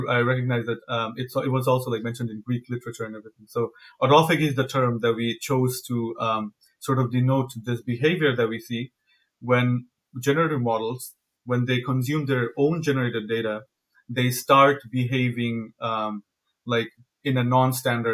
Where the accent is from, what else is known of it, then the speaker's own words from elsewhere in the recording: Bangladesh; moved away as an adult; now in United States; So I come from Bangladesh. I'm originally from Bangladesh. I did my undergrad there, after my undergrad, I came here to do my PhD.